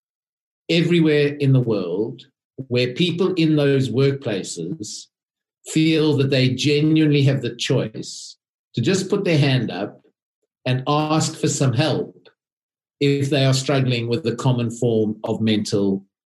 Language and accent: English; South Africa; moved away as an adult; now in United Kingdom; I am a South African